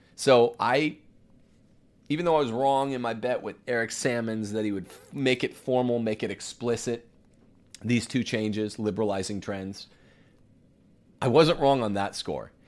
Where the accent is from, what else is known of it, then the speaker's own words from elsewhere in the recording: Bakersfield, California, United States; I'm from Bakersfield